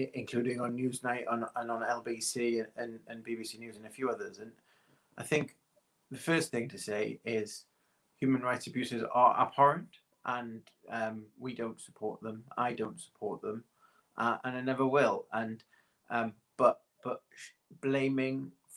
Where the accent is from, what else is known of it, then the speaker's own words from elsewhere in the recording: Newcastle upon Tyne, North East England, United Kingdom; I was born in Newcastle, in Princess Mary's Hospital, less than a mile from the ground